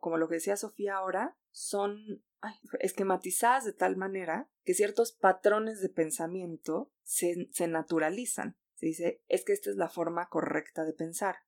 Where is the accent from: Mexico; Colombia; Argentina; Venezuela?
Mexico